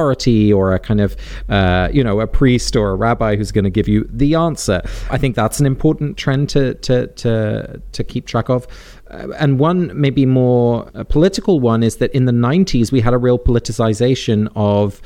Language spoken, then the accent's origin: English; England, United Kingdom; I was born in England and raised in the UK